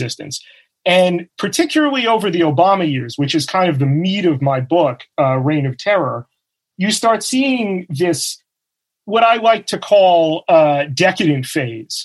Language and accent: English; New York City, New York, United States; we are two native New Yorkers